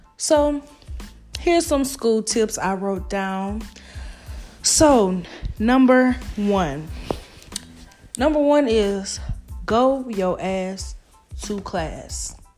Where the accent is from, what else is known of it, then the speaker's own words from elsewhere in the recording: Baton Rouge, Louisiana, United States; I'm from Baton Rouge, Louisiana